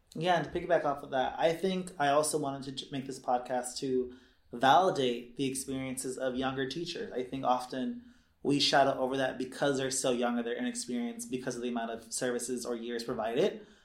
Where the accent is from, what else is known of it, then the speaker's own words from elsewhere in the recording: Los Angeles, California, United States; moved away as an adult; also born or lived in Humboldt; I am a Southern California native, Los Angeles specifically, um, SoCal South Bay boy